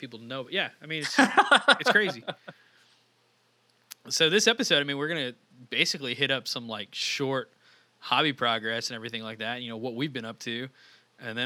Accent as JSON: {"language": "English", "region": "Texas", "country": "United States", "said": "I'm out of Texas."}